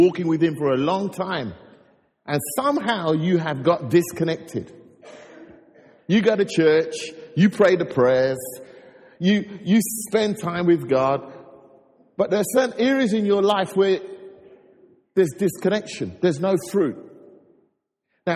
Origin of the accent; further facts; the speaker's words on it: London, United Kingdom; I grew up in North London